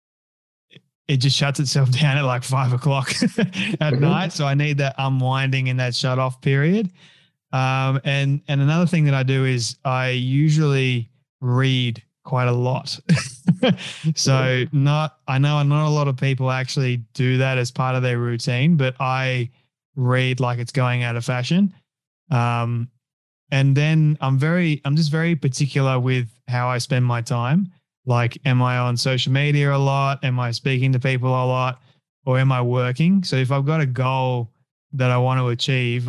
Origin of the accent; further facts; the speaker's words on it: Sydney, New South Wales, Australia; first language English; I grew up in Sydney